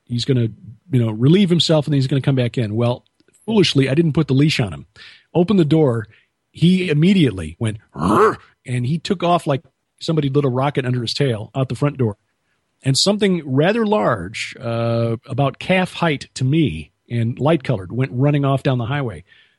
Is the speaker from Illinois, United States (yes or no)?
yes; Chicago, Illinois, United States; now in Ozarks, United States; born and raised in Chicago, but I'm much happier being from Chicago than in Chicago.